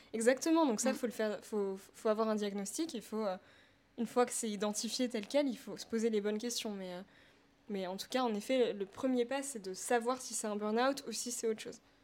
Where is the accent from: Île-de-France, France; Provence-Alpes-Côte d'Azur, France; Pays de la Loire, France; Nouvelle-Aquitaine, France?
Île-de-France, France; Paris; je viens de Paris 15, c'est là-bas que je suis née.